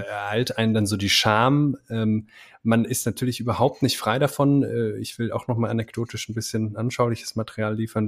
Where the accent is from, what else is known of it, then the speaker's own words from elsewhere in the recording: Germany; als Deutsche